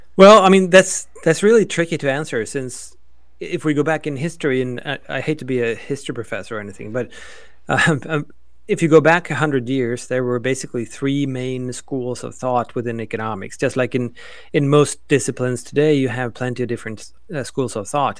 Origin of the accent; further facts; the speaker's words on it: Sweden; also born or lived in Oklahoma; now in United States; I am originally from Sweden, now an American